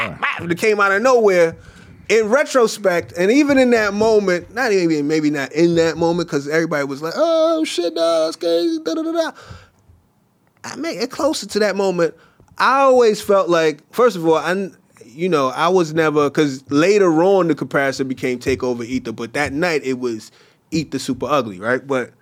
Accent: Canada; I'm Canadian. You know, Canadians are nice people

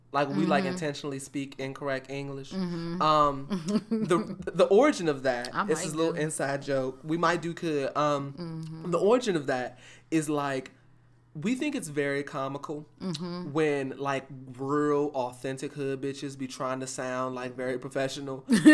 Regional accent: Houston, Texas, United States; Being that I'm from Houston and current in Houston, nobody down here is challenging one another to donate.

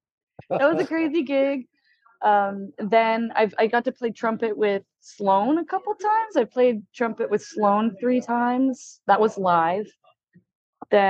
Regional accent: Alberta, Canada; also born or lived in Quebec; now in Vancouver, Canada; So I was born in Quebec and then my family moved out to Alberta and then I made my way out here.

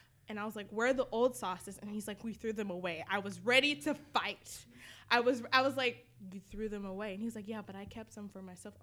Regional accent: the South, United States; I'm from the South.

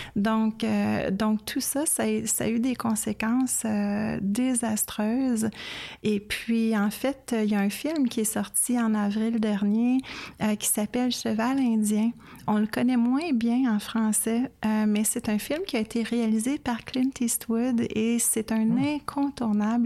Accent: Canada; en tant que Canadienne

